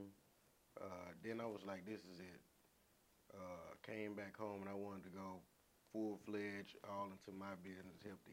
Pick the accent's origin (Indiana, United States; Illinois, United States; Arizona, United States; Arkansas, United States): Arkansas, United States; Little Rock; from Little Rock, Arkansas